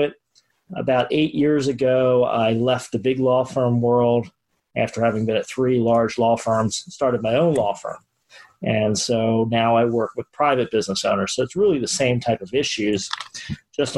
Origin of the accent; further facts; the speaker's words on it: Baltimore, Maryland, United States; moved away as an adult; now in Florida, United States; Grew up in Baltimore, Maryland, so northern suburbs, and did all of my education in the Maryland area, Baltimore area.